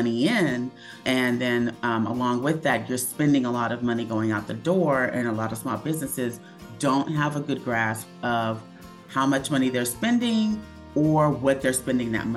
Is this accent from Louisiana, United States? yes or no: no; Dallas, Texas, United States; moved away as an adult; also born or lived in Los Angeles; I'm from Dallas, Texas.